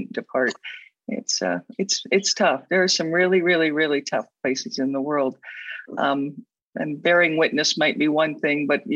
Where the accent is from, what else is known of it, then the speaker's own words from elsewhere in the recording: Alberta, Canada; I come from Alberta where there are lots of dinosaur